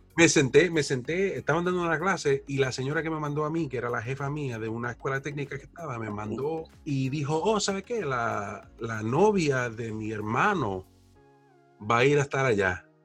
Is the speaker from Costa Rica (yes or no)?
no; New York City, New York, United States; also born or lived in Plattsburgh, New York / Florida; now in Syracuse, United States; yo nací en el Bronx, en uno de los condados de Nueva York